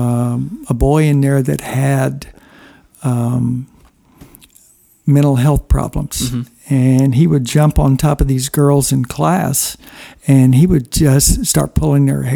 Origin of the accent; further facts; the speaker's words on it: Houston, Texas, United States; also born or lived in Springfield, Missouri; my family moved to Houston, Texas. And that was an interesting experience to grow up in Texas.